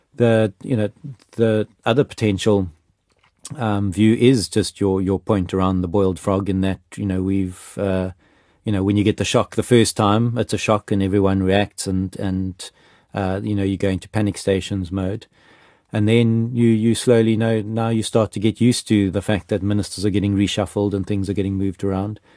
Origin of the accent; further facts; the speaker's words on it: South Africa; as a South African